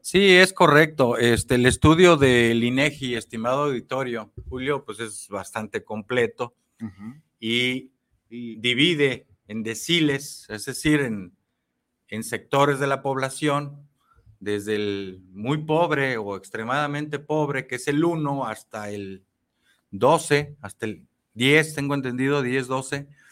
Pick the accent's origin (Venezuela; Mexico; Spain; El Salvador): Mexico; como mexicanos